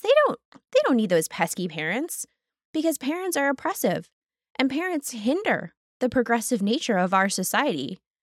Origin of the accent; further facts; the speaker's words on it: United States; most of us who have been growing up in America